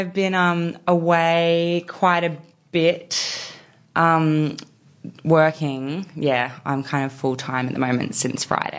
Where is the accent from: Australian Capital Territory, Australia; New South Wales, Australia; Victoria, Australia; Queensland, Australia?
New South Wales, Australia; I did. That's why I need to get out because I feel like I got out for years, but then when I had Junie, we went back there